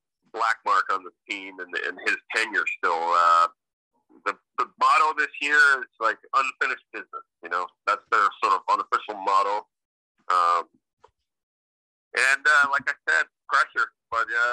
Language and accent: English; near Boston, Massachusetts, United States; growing up near Boston